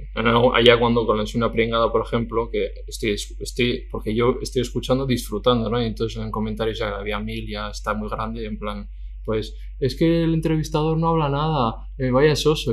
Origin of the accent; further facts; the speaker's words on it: Basque Country, Spain; yo soy del País Vasco